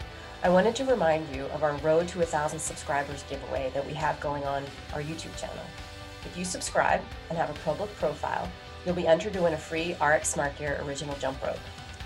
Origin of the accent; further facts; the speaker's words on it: East Coast, United States; But I'm from the East Coast and, you know, I've been to a lot of regionals and super regionals and things like that.